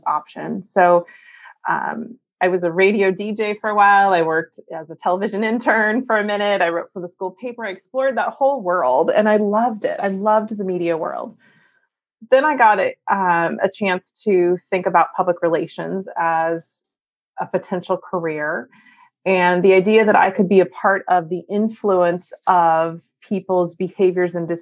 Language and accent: English; Northern California, United States; I was born and raised in Northern California and was raised in a very small town